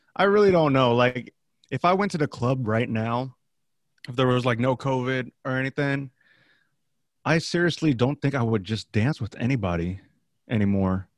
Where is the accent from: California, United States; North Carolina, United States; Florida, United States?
California, United States; the Bay Area; I grew up in the Bay